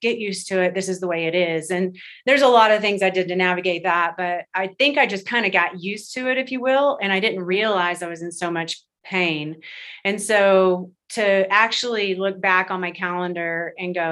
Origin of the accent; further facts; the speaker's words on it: Texas, United States; moved away; also born or lived in West Coast; I'm from Texas. And then I moved to the West Coast